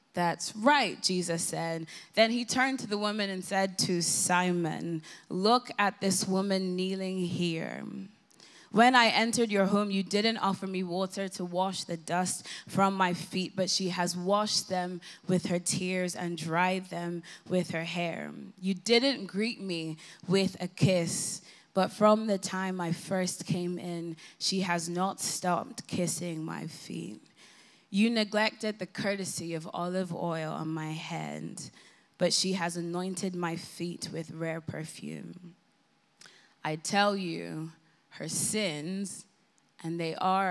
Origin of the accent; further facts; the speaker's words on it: Ireland; moved away as an adult; now in London, United Kingdom; I have booked the very first flight home to Ireland. Yes, that's why my accent is as it is